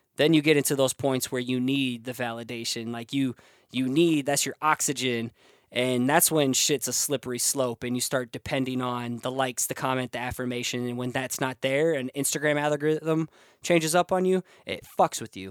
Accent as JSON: {"language": "English", "town": "Cedar Falls", "region": "Iowa", "country": "United States", "said": "I'm from Iowa"}